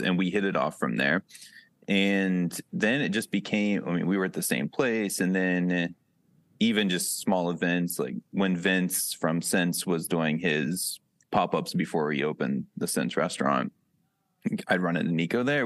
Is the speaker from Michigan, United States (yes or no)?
no; Wellsville, Ohio, United States; accent: Western PA; also born or lived in Pittsburgh; now in Cleveland, United States; I grew up in Wellsville